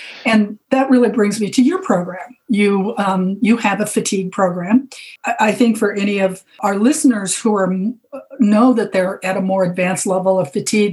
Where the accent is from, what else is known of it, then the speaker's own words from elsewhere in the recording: Arizona, United States; moved away; also born or lived in Hawaii; I grew up in Arizona and I lived in Hawaii for many years.